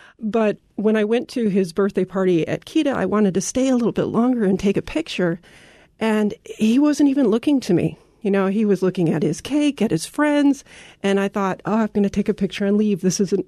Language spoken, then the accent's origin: English; Oregon, United States; moved away as an adult; also born or lived in Germany; We moved to Germany from Oregon, basically because my husband's a scientist and he got a great offer for a short-term position there that actually turned out to be quite longer.